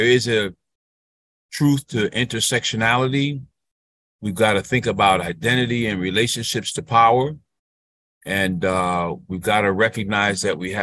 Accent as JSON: {"language": "English", "town": "New Haven", "region": "Connecticut", "country": "United States", "tie": "born or raised there", "moved": "yes", "said": "my hometown in New Haven, Connecticut"}